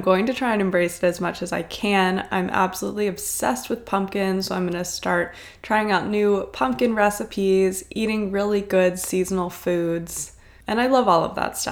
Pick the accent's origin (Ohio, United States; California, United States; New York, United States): Ohio, United States; Cincinnati; I grew up in Cincinnati, Ohio, so it was really fun to connect with someone from my home state